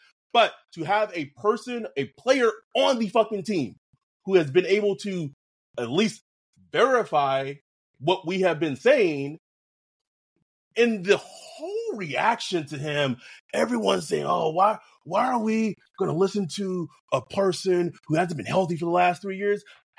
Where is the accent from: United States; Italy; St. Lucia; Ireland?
United States; Texas; I'm from Texas. You're from Louisiana. We're from the South.